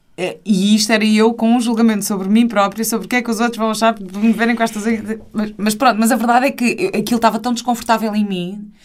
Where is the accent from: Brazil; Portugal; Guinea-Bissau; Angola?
Portugal; also born or lived in London; minha uh, aprendizagem cultural enquanto portuguesa